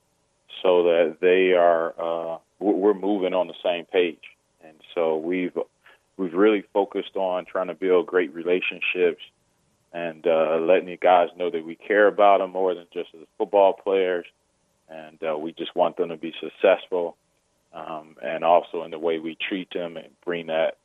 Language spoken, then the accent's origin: English; Chicago, Illinois, United States; also born or lived in Virginia; now in Urbana, United States; I'm originally from Chicago and mostly lived in Illinois